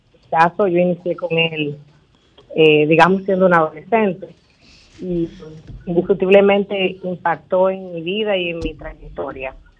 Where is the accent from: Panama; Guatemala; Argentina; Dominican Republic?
Dominican Republic; Mao, Valverde; Yo soy de Mao